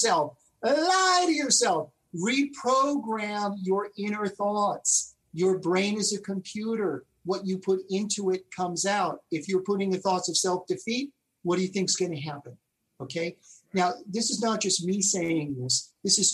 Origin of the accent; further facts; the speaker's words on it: New York City, New York, United States; moved away; I grew up in Elmhurst